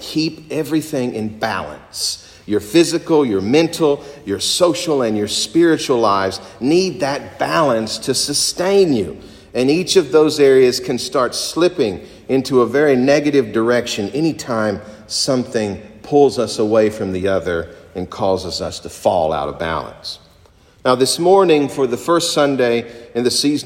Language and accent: English; Kentucky, United States; moved away; my home country of Kentucky